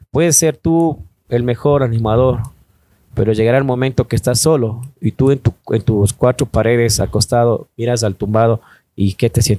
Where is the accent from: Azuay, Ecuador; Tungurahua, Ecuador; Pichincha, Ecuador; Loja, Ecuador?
Pichincha, Ecuador; aquí en, Ecuador decimos vecina, vecino. Bueno, más que todo en Quito, ¿no?